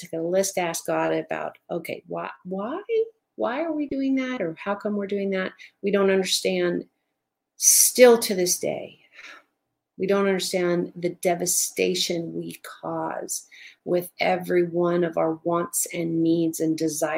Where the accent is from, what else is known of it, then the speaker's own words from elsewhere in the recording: Southern California, United States; Now, I grew up in Southern California in the high desert.